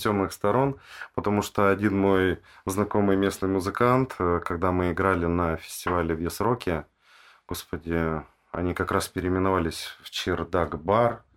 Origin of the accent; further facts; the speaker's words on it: Tyumen, Tyumen Oblast, Russia; я сам из Тюмени родом